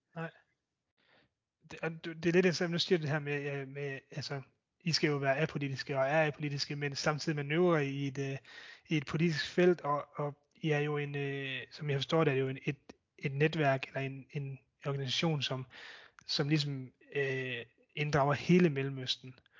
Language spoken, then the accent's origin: Danish; Denmark; som danskere